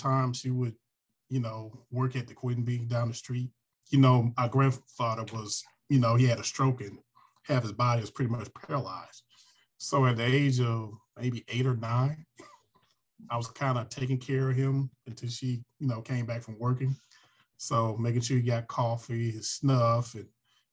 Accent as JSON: {"language": "English", "town": "Alberta", "region": "Alabama", "country": "United States", "tie": "born or raised there", "also_born_or_lived": "Boston, Massachusetts / California / Atlanta", "moved": "as an adult", "said": "I moved to Alberta, Alabama, maybe at the age of one or two"}